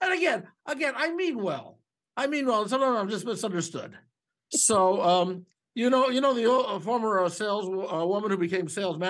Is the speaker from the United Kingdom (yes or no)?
no; Canada; But I'm here because I'm Canadian.